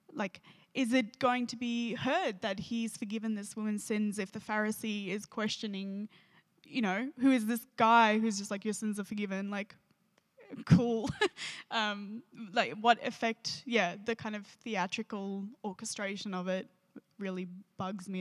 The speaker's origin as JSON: {"language": "English", "country": "South Africa", "tie": "born or raised there", "moved": "yes", "lives_now": "Australia", "said": "I grew up in South Africa"}